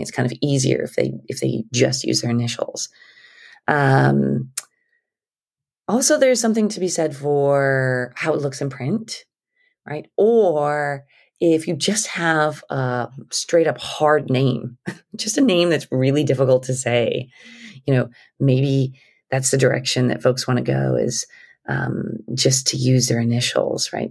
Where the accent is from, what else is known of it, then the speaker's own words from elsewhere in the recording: New Mexico, United States; We're from New Mexico.